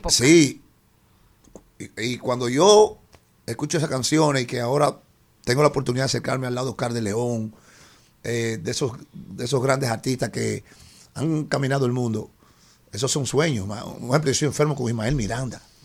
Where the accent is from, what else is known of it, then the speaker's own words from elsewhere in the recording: Dominican Republic; mi República Dominicana